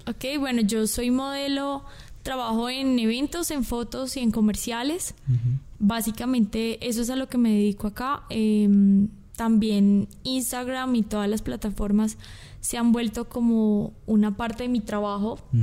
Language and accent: Spanish; Colombia; now in Guatemala; yo soy colombiana